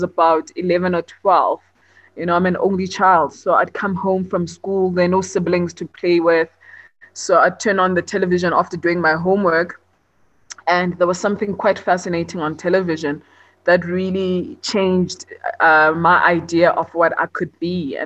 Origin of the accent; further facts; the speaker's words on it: Johannesburg, Gauteng, South Africa; also born or lived in Port Elizabeth; I was born in Johannesburg, and I spent some time in Port Elizabeth before I started school. And then when it was time to start school, I came back to Joburg. And I've been here ever since